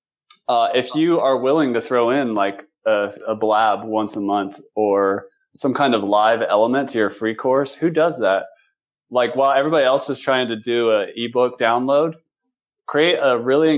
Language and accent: English; North Carolina, United States; moved away; I'm originally from North Carolina